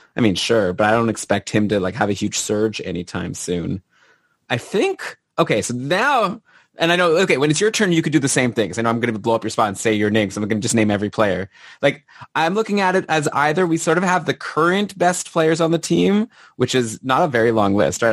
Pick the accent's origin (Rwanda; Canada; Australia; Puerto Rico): Canada; as a Canadian